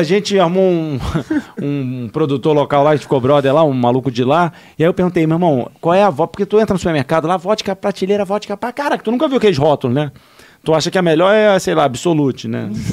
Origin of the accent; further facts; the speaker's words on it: Rio de Janeiro, Brazil; eu sou carioca